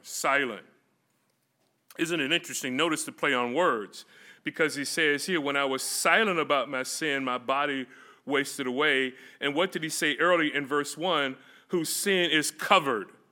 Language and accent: English; Florida, United States; moved away; also born or lived in California; me growing up in Florida